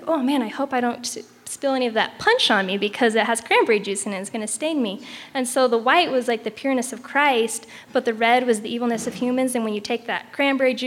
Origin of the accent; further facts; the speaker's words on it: Boise, Idaho, United States; I grew up in Boise, Idaho